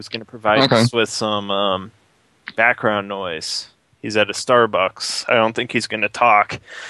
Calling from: Quebec, Canada; I'm calling from Quebec.

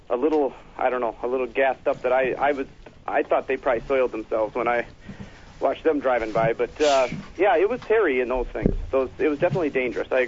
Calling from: Minnesota, United States; Uh, … from Minnesota.

